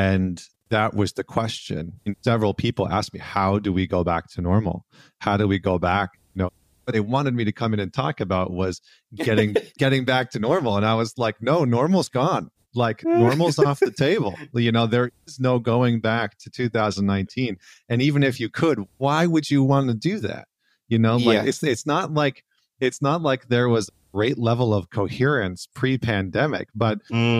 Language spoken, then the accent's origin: English; Canada; now in New York, United States; I'm originally from Canada, but I'm in New York right now